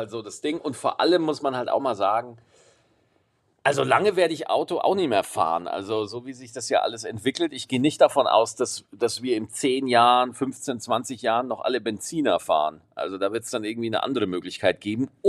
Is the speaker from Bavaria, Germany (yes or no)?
yes; Aschaffenburg, Bavaria, Germany; Ich bin aus Aschaffenburg, das hatte ich auch noch diese Woche, bin ich zurückgefahren